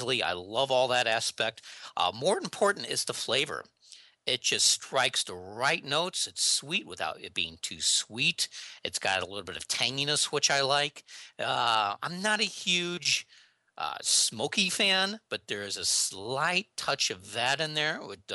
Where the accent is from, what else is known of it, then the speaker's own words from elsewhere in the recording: St. Louis, Missouri, United States; I'm from the St. Louis, Missouri area